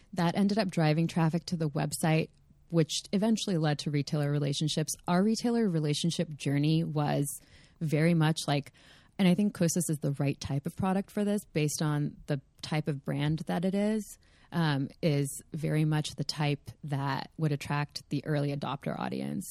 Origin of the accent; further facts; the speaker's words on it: California, United States; also born or lived in Los Angeles; I did happen to be born and raised in California, you know, like, I did, I do happen to live in L A.